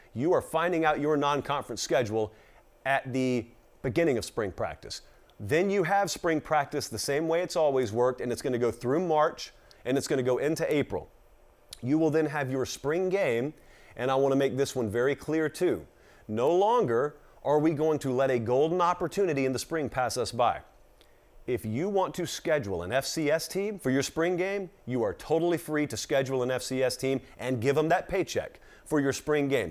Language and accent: English; Georgia, United States; I'm from Georgia